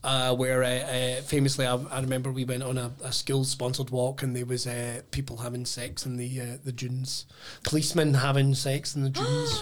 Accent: Irvine, Scotland, United Kingdom; growing up in Irvine

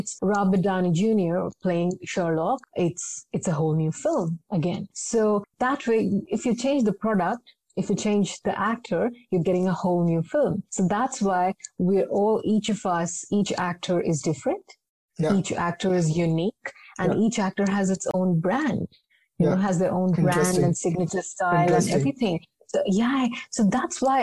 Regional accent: Jamshedpur, Jharkhand, India; moved away as an adult; also born or lived in Mumbai; I was born in Jamshedpur. I completed my school there

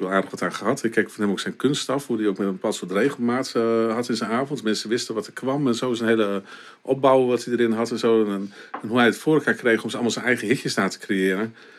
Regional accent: Winschoten, Groningen, Netherlands; ik ben geboren in Winschoten

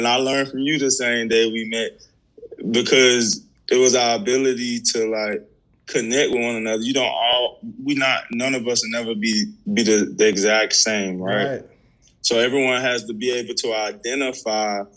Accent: St. Louis, Missouri, United States; also born or lived in Mississippi; I was born in Mississippi, but I grew up in St. Louis, Missouri

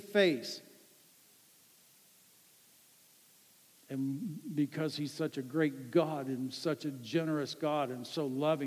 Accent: Ann Arbor, Michigan, United States; a guy that I grew up with in Ann Arbor, Michigan

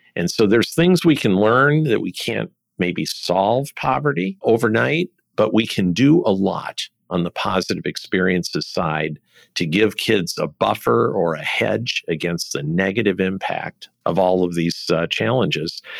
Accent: Detroit, Michigan, United States; I was born in Detroit

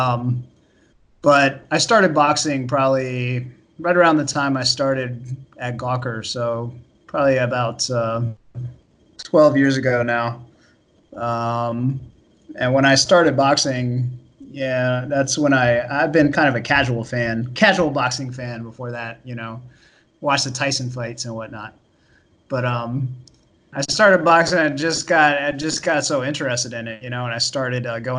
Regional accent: Florida, United States; moved away as an adult; now in New York, United States; I grew up in Florida.

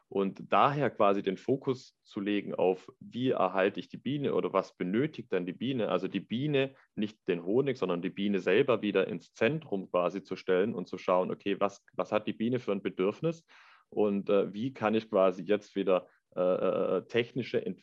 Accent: Lake Constance, Germany; also ich bin aufgewachsen am Bodensee

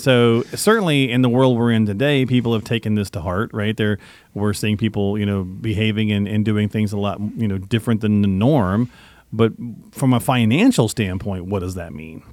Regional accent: the South, United States; accent: Southern; I can do that with a Southern accent, folks, 'cause I'm from the South

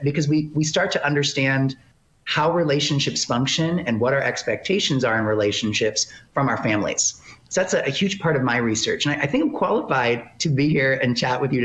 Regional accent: Detroit, Michigan, United States; moved away as an adult; also born or lived in Texas / Arizona; now in California, United States; I hail from Detroit, Michigan, the Metro Detroit area.

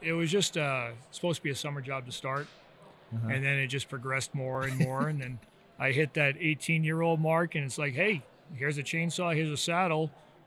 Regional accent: Rhode Island, United States; You know, growing up in Rhode Island, a really small state, you know, not much to do.

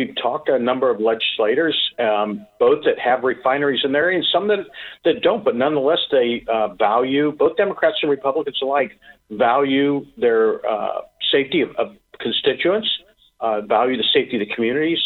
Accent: Lima, Ohio, United States; I come from Lima, Ohio, which has a refinery right at the south end of town

